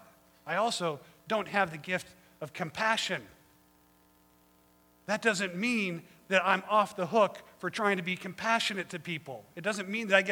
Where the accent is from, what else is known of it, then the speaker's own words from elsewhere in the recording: Colorado, United States; now in Monterey, United States; I grew up in Colorado, and I'm used to good harsh winters